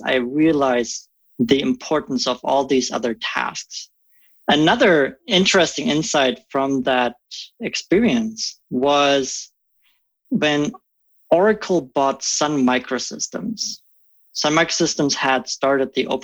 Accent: Germany; English is a second language; moved away as an adult; now in Omaha, United States; I come from Germany originally. I grew up in a small village there, just 800 folks, living on the premise of an 800-year-old castle.

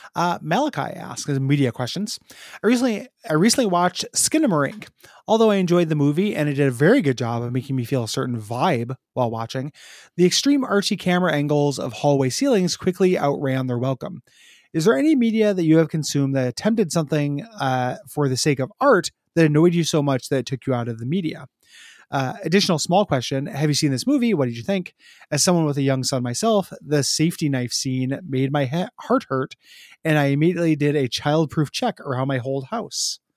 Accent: Chicago, Illinois, United States; now in Portland, United States; the ones that I grew up near in Chicago

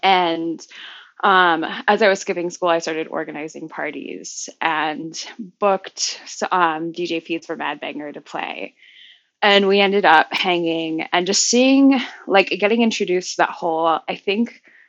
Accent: Hong Kong; also born or lived in Florida; I was born in Florida, but moved to Hong Kong when I was about 4. And went to a public Cantonese school

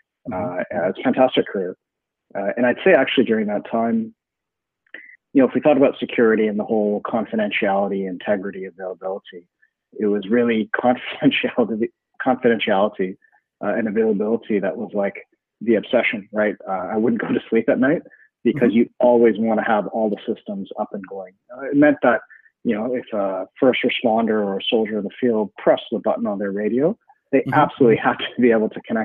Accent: Canada; I'm a Canadian

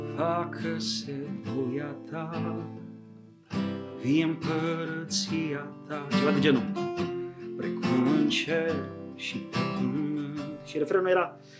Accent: Buziaș, Timiș County, Romania; sunt bănățean, acolo m-am născut, în Buziaș, un oraș micuț lângă Timișoara

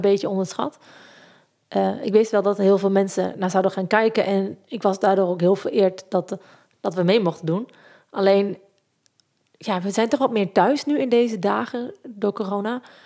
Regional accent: Zieuwent, Gelderland, Netherlands; En ik kom uit Zeeuwent in het mooie Achterhoek

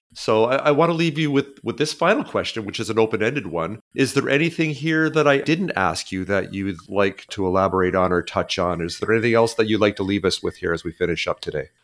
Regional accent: outside of Toronto, Ontario, Canada; moved away; I grew up in outside of Toronto

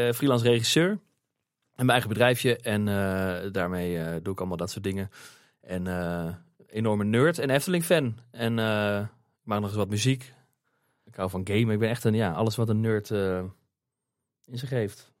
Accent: Beneden-Leeuwen, Gelderland, Netherlands; ik kom uit het land van Maas Waal, oorspronkelijk uit, uit het dorpje Benedenleeuwen

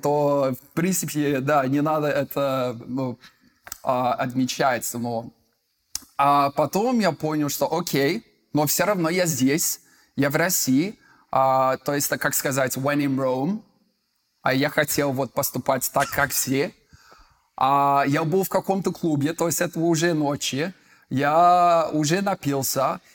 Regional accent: United Kingdom; Russian is a second language; now in Moscow, Russia; я из Великобритании, живу в Москве

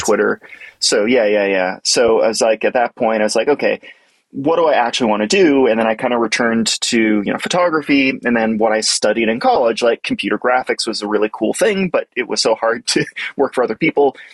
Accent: Boston, Massachusetts, United States; I grew up around the Boston area

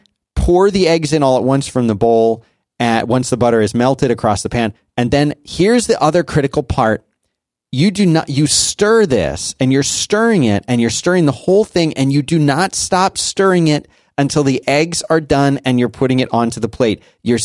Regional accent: Abington, Pennsylvania, United States; Right by Germantown, Abington.

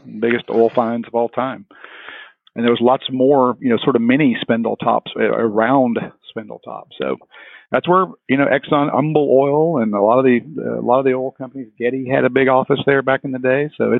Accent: Beaumont, Texas, United States; now in Houston, United States; Actually, I'm born and raised in beautiful Beaumont, Texas, southeast Texas. I was born and raised there.

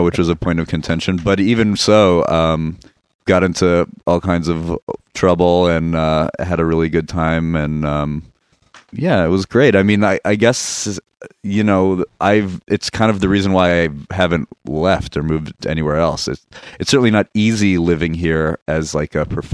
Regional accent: New York City, New York, United States; my folks decided to have a kid in New York City.

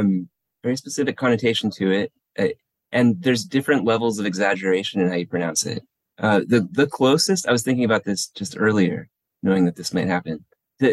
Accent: El Paso, Texas, United States; also born or lived in San Diego, California; now in Portland, United States; I grew up in El Paso, Texas, like partly San Diego, mostly El Paso, Texas.

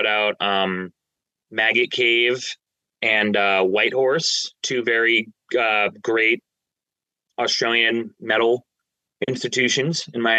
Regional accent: New Jersey, United States; I'm from Central Jersey. So, yep. I don't care what the government dictates as Central Jersey. That's where I grew up.

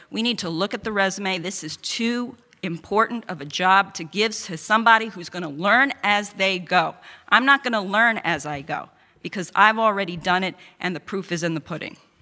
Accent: New York City, New York, United States; I'm the only candidate here who's an immigrant, who grew up in Queens

